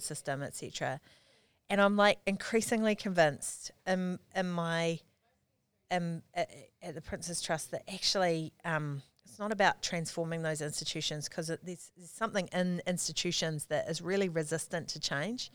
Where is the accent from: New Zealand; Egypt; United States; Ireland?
New Zealand; Auckland; also born or lived in Palmerston North; I grew up here in, in Auckland. Um, I was born in, uh, in Freeman's Bay in nineteen seventy-eight